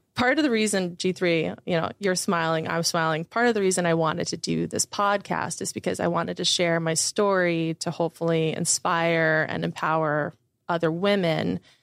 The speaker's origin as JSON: {"language": "English", "town": "Windermere", "region": "Florida", "country": "United States", "tie": "born or raised there", "said": "I grew up in Southwest Orlando, Florida, in a town called Windermere"}